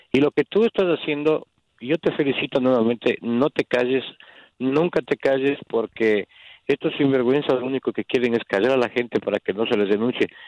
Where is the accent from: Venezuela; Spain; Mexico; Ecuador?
Ecuador; now in Chicago, United States; yo soy ecuatoriano